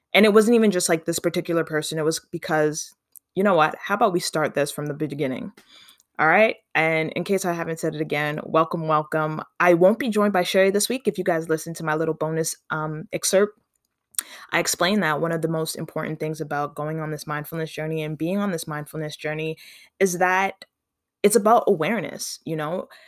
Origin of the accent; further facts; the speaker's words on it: Canada; also born or lived in Ontario; I mean, I'm from Canada. I live in Ontario